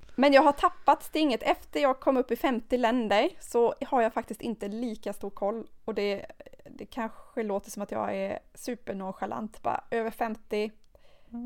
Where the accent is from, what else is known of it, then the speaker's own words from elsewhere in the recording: Sweden; vi som svenskar